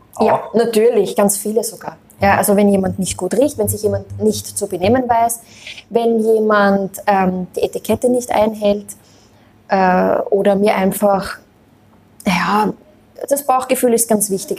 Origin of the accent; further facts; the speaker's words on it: Austria; Ich bin Österreicherin